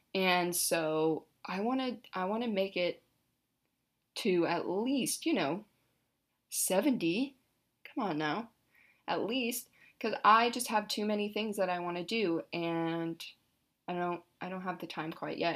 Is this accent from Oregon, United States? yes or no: yes; Hood River, Oregon, United States; also born or lived in Corvallis, Oregon; I'm currently in Hood River, my hometown